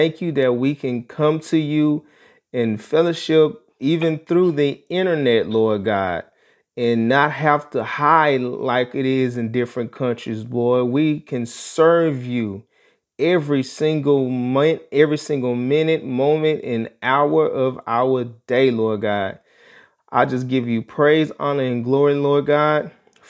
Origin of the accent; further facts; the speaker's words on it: Dallas, Texas, United States; Growing up in Dallas, Texas, we're in the Oak Cliff area. I lived in a neighborhood that dealt with a lot of poverty.